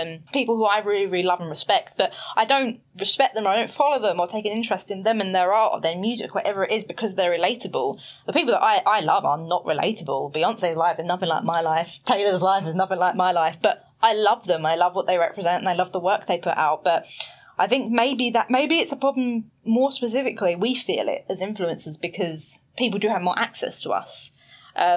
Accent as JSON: {"language": "English", "town": "Basildon", "region": "East of England", "country": "United Kingdom", "tie": "born or raised there", "moved": "as an adult", "lives_now": "London, United Kingdom", "said": "I grew up in Basildon."}